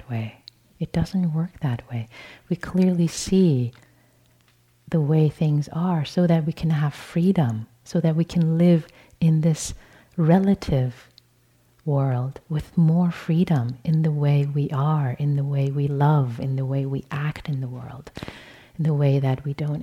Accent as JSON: {"language": "English", "town": "Tehran", "region": "Tehran Province", "country": "Iran", "tie": "born or raised there", "moved": "yes", "said": "born and raised in Tehran, Iran"}